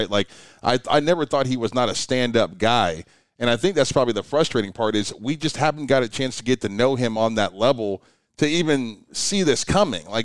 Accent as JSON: {"language": "English", "town": "Youngstown", "region": "Ohio", "country": "United States", "tie": "born or raised there", "said": "Bob Stoops is from my hometown."}